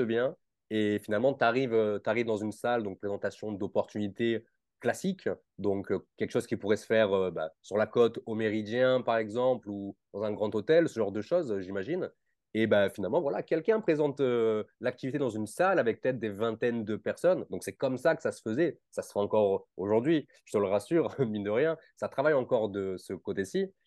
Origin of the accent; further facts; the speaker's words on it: Nice, Provence-Alpes-Côte d'Azur, France; on vient de la même région, je viens de Nice aussi.